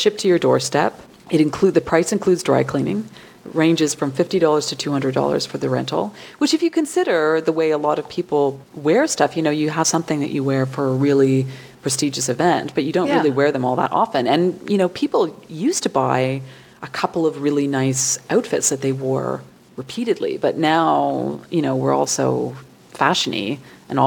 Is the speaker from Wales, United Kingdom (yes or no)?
no; Scot, Scotland, United Kingdom; I'm a Scot